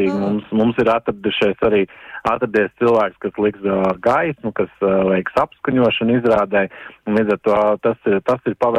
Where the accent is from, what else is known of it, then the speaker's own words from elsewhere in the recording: Latvia; now in Stavanger, Norway; uz doto brīdi izrādījuši iniciatīvu ir latviešu interesi, un tad līdz ar to mēs esam visi latvieši.